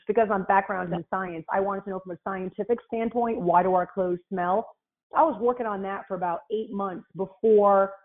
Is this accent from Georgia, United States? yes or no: no; Rhode Island, United States; now in Houston, United States; I live in Houston, Texas, but I'm from Rhode Island, so I have this like weird accent